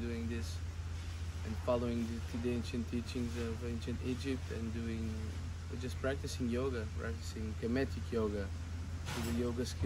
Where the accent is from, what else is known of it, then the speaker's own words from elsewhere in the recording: Portugal; I come from Portugal, but I have African Cape Verdean origins